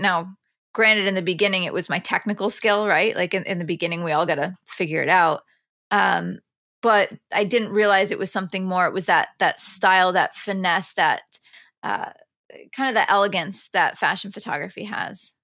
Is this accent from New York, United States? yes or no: yes; near Binghamton, upstate New York, United States; born or raised there; moved away as an adult; now in New York City, United States